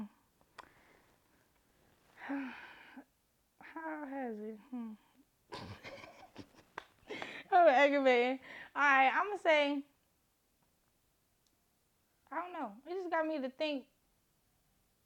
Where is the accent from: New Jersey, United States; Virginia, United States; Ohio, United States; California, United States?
Ohio, United States; Cleveland; I'm an artist from Cleveland, Ohio